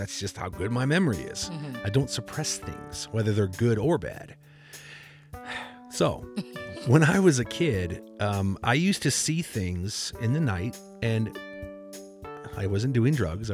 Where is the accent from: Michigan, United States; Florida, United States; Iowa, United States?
Iowa, United States; Cedar Rapids; I grew up in Cedar Rapids, Iowa